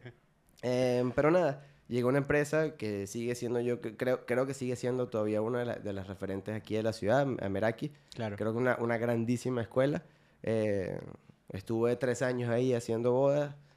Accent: Puerto Ordaz, Bolívar, Venezuela; moved away as an adult; now in Monterrey, Mexico; no en mi ciudad natal, pero la ciudad donde crecí, eh, que se llama Puerto Ordaz.

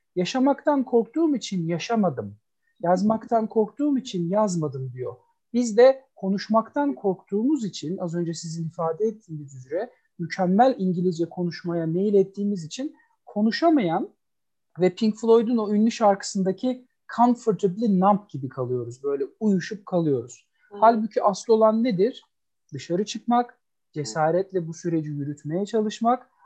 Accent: Istanbul, Turkey; moved away as an adult; now in Ankara, Turkey; 1980 İstanbul doğumluyum ben. Ee, üniversiteye kadar İstanbul'da Kadıköy'de çok sevdalı olduğum e, Kadıköy'de büyüdüm.

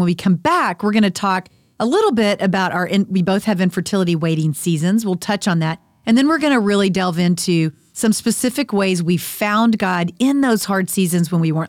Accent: Dallas, Texas, United States; I grew up in the Dallas area, too.

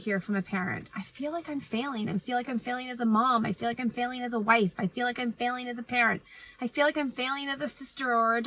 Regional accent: Canada; I am Canadian

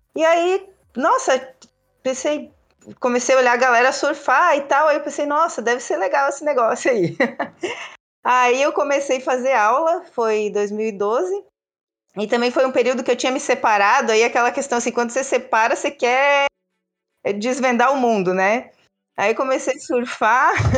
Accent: interior of Santa Catarina, Brazil; also born or lived in Joinville; now in Florianópolis, Brazil; eu sou do interior do estado de Santa Catarina

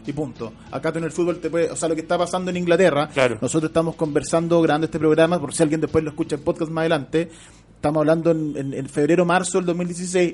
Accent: Chile; uno puede tener como chileno

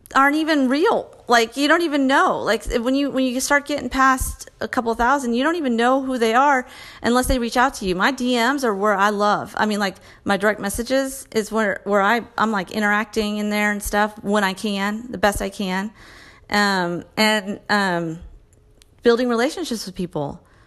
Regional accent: Texas, United States; I'm a mom from Texas

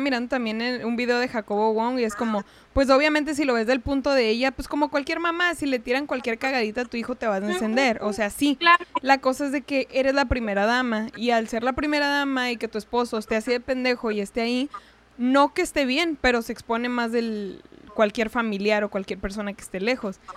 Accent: Chihuahua, Mexico; yo soy de allá, pues ya sabes, de Chihuahua

